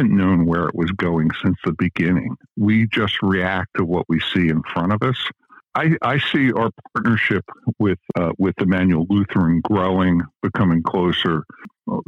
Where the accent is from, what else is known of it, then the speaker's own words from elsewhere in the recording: Delaware County, Pennsylvania, United States; I grew up in Delaware County. I know that area pretty well